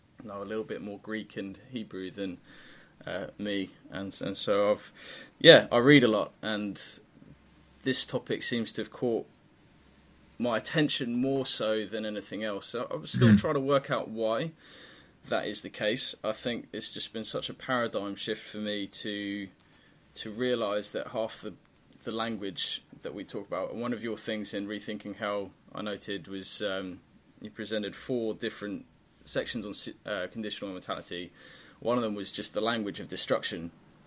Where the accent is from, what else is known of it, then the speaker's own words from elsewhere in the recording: Papua New Guinea; I used to be your side of the world growing up. I grew up in Papua New Guinea. And so being a missionary kid, I had all sorts of different church experience.